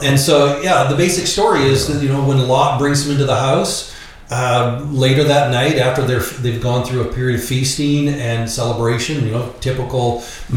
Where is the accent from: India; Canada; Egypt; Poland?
Canada; accent: Canadian; moved away; I'm actually a Canadian. That's the accent you're hearing.